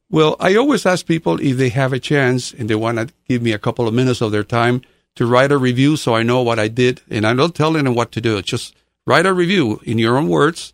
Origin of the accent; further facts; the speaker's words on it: Guatemala; moved away as an adult; also born or lived in South Florida / West Jefferson, North Carolina; now in Jefferson, United States; born in Guatemala